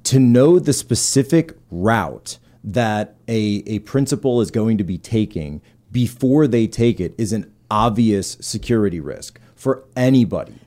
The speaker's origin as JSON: {"language": "English", "region": "East Coast", "country": "United States", "said": "we're both from the East"}